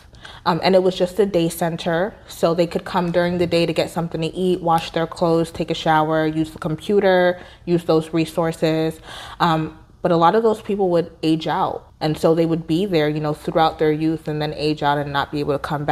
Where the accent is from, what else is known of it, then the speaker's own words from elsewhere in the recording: Georgia, United States; moved away as an adult; also born or lived in Minneapolis / Nigeria; I grew up in Georgia, but I grew up outside of the city. So I grew up in the suburbs